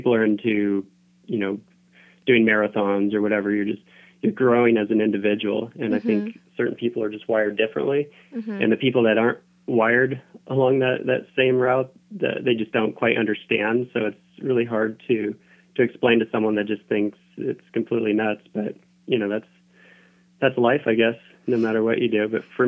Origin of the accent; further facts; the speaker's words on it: Southern Oregon, United States; moved away as an adult; I grew up in Southern Oregon, so I was always climbing the peaks around my, you know, where I grew up.